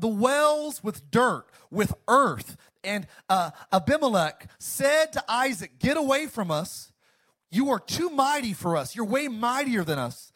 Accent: Antelope Valley, California, United States; moved away; I grew up in the high desert. I grew up in the Antelope Valley

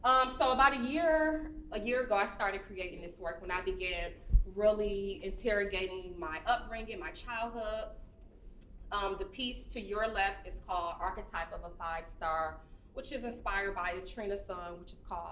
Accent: Detroit, Michigan, United States; I'm from Detroit, born and raised

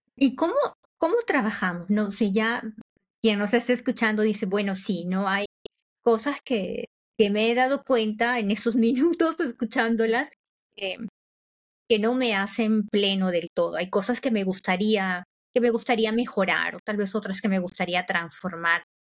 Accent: Peru; yo soy de Perú

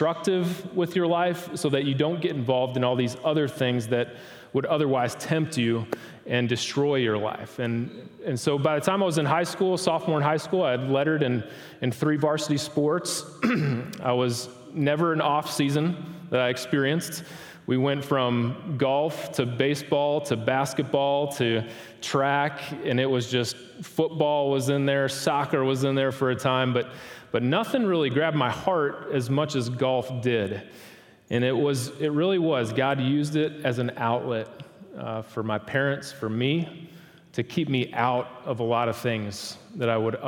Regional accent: Wisconsin, United States; moved away as an adult; also born or lived in Starkville, Mississippi; I was born and raised in Wisconsin

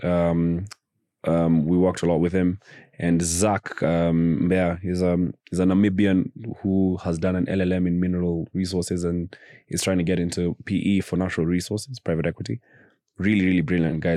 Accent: United Kingdom; we're doing it as black British guys.

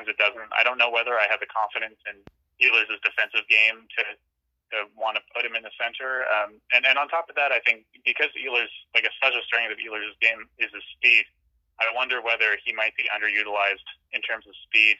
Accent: Halifax, Nova Scotia, Canada; moved away; I'm from Halifax. I will admit that I left Halifax

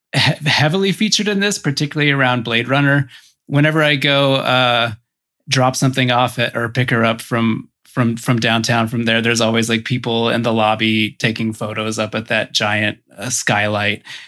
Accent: Boise, Idaho, United States; I grew up in Boise, Idaho.

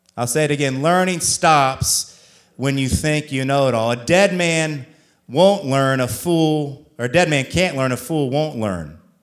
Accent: Columbus, Ohio, United States; now in St. Augustine, United States; I'm from the Columbus area

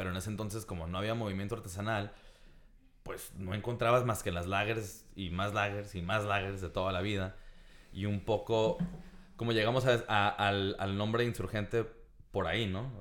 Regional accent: Tijuana, Baja California, Mexico; crecimos justo aquí. En, de hecho, estamos ahorita en lo que era nuestra casa

